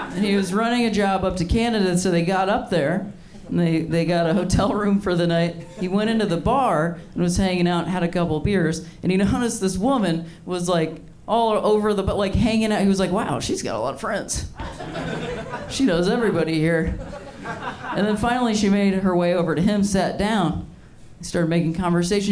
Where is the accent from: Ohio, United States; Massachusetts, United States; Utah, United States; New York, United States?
Ohio, United States; I'm from Ohio